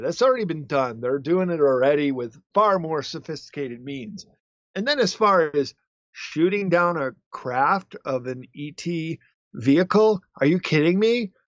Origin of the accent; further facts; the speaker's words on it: United States; also born or lived in Japan; white Americans like I was as an English teacher over there